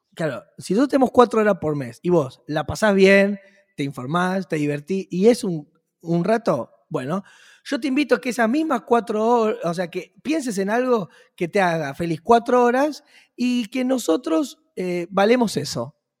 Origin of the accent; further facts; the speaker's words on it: Argentina; mi país, en la Argentina